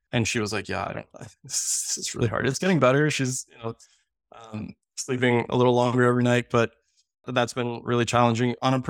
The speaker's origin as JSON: {"language": "English", "town": "Miami", "region": "Florida", "country": "United States", "tie": "born there", "said": "So, I was born in Miami, Florida, which, my favorite city in the world, so I travel a ton."}